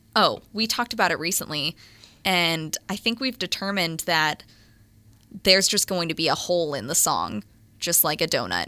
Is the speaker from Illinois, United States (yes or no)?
no; Little Rock, Arkansas, United States; I'm from Little Rock, Arkansas